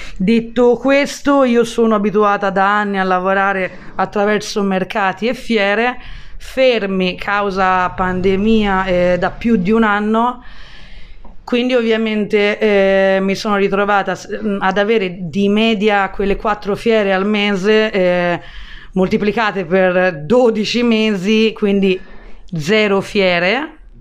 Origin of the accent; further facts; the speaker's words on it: Florence, Tuscany, Italy; also born or lived in London / Australia; sono fiorentina, tra l'altro sono nata nello stesso quartiere, nella stessa via dove poi sono riuscita anni dopo a prendere bottega